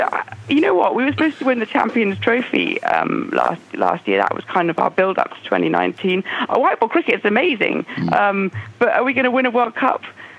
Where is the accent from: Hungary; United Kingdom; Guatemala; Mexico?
United Kingdom; England; as an English sports fan